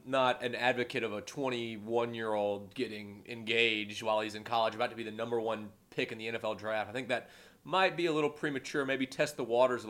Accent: Mobile, Alabama, United States; I have my finger on the pulse of all things Mobile, all things Jags, being my hometown.

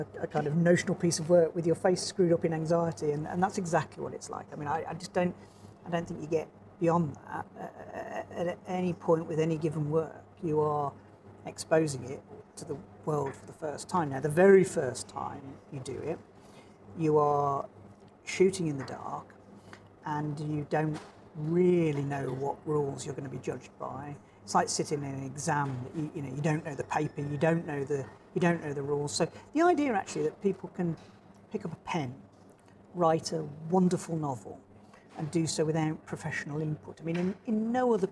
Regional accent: Dark Peak, Derbyshire, East Midlands, United Kingdom; also born or lived in Birmingham; now in Norfolk, United Kingdom; I grew up in the Dark Peak in Derbyshire

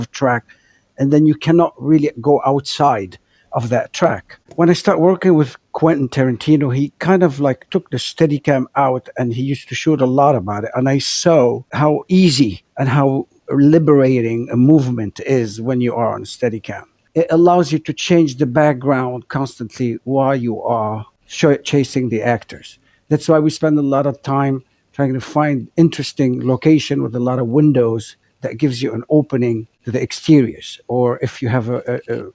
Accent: Beirut, Beirut Governorate, Lebanon; since I grew up in Beirut, where we lived under oppressive regimes and oppressive movement, since my childhood

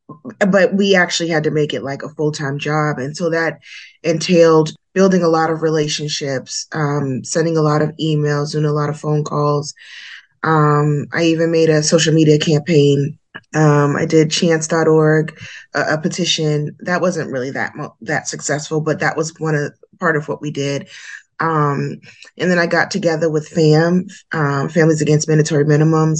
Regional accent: Boston, Massachusetts, United States; I am from Boston, Massachusetts. That's where I'm at right now.

